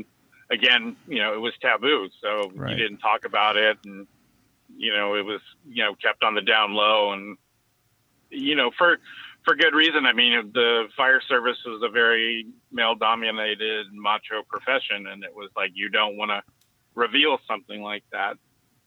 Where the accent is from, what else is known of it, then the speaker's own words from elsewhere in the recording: San Francisco, California, United States; I grew up here in San Francisco